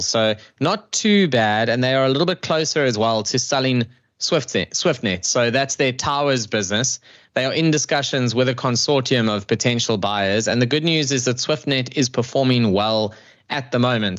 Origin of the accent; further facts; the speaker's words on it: South Africa; as a South African